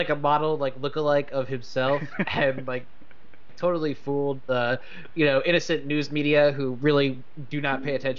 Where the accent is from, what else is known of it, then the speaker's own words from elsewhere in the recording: New York City, New York, United States; I'm from Queens